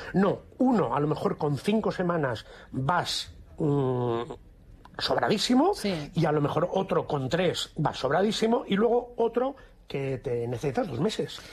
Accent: Barcelona, Catalonia, Spain; moved away as an adult; also born or lived in Madrid; me formé y me crié profesionalmente en Barcelona. Después hubo un antes y un después de decidir que a mí Barcelona, pues sé que me quedaba chico, entre comillas, ¿eh? entre comillas siempre, porque adoro mi tierra

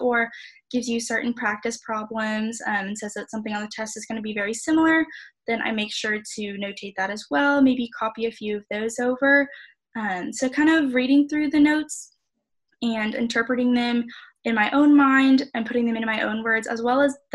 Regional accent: Katy, Texas, United States; I am from Katy, Texas

